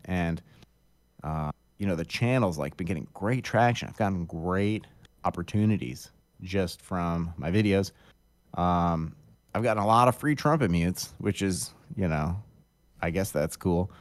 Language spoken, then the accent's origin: English; Akron, Ohio, United States; also born or lived in Oberlin, Ohio / Cleveland, Ohio; I'm from Akron, Ohio, originally. And I grew up in Akron